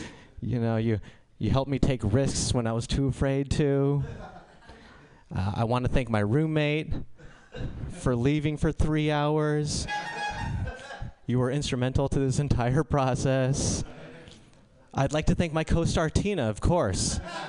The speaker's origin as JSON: {"language": "English", "country": "India", "said": "I'm Indian."}